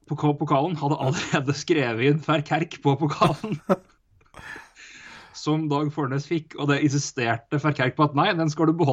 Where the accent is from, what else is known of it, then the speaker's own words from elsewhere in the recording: Elverum, Innlandet, Norway; moved away; jeg ble født og vokste opp i Elverum